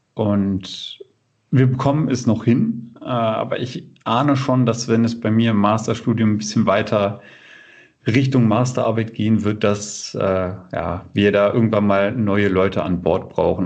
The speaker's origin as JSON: {"language": "German", "town": "Bückeburg", "region": "Lower Saxony", "country": "Germany", "tie": "born or raised there", "also_born_or_lived": "Würzburg, Germany", "moved": "as an adult", "lives_now": "Kiel, Germany", "said": "ich bin in der Region geboren, in Bückeburg"}